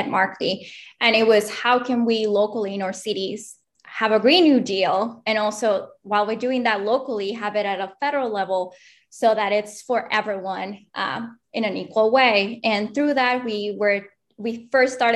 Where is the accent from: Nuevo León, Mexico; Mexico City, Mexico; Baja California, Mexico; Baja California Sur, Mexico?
Mexico City, Mexico; now in Austin, United States; I'm originally from Mexico City